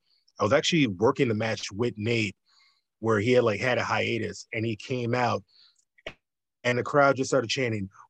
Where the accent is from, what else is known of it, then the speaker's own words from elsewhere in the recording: the South, United States; being born and raised in the South